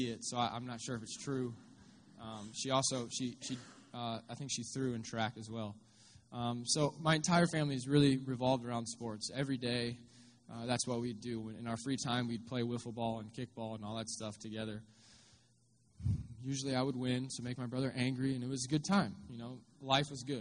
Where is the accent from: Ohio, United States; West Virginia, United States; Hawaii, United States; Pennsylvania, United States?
Ohio, United States; Findlay; moved away; I'm actually from Northwest Ohio. I grew up in Findlay, just down the road